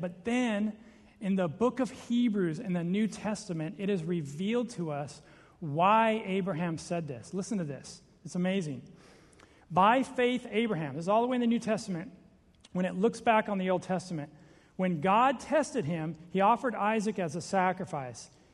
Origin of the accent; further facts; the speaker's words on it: Seattle, Washington, United States; I'm from Seattle.